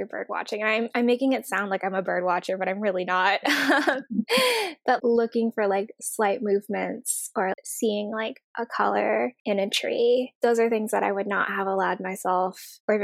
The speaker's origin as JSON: {"language": "English", "region": "Oregon", "country": "United States", "tie": "born or raised there", "moved": "yes", "lives_now": "New York, United States", "said": "I'm from Oregon"}